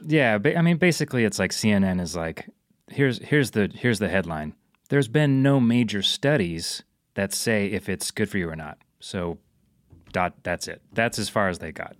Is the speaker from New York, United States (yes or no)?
no; Moscow, Idaho, United States; Moscow, Idaho, my hometown